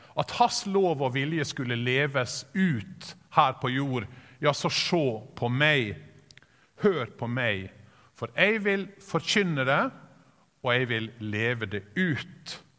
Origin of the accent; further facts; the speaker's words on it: Sykkylven, Møre og Romsdal, Norway; Når jeg vokste opp på bedehuset i Sykkylven